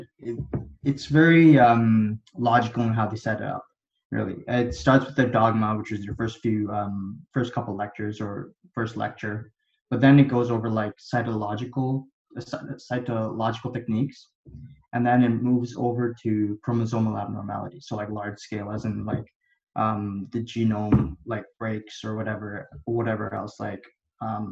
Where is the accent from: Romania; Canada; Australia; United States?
Canada; also born or lived in India / Dubai, United Arab Emirates; I was born in India, and then I lived in Dubai for a little bit and the United Arab Emirates. But then I moved over to Canada when I was like in grade four.